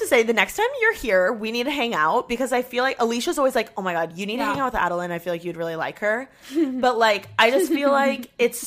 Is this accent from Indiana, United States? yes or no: yes; Indiana, United States; moved away; I'm from Indiana